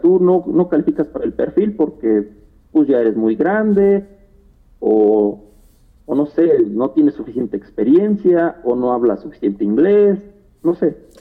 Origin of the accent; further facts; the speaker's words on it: Querétaro, Mexico; yo soy nacido aquí en Querétaro